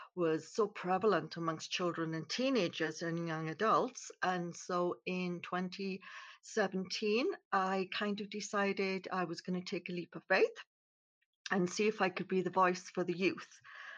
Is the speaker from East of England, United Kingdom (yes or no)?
no; Wales, United Kingdom; moved away as an adult; now in Canada; originally I was born in Wales in the United Kingdom. I became a nurse. I moved to Canada in 1987 and I've lived here ever since